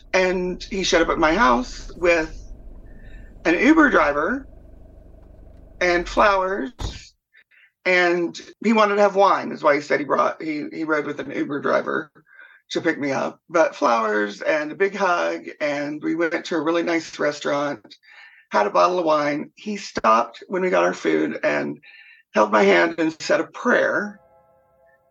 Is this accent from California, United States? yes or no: no; Texas, United States; now in Minnesota, United States; I grew up in Texas